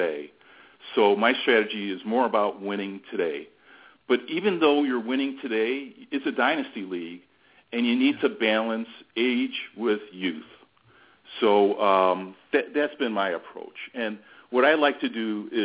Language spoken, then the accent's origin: English; Arlington Heights, Illinois, United States; I'm from Arlington Heights, Illinois, which is a suburb northwest of Chicago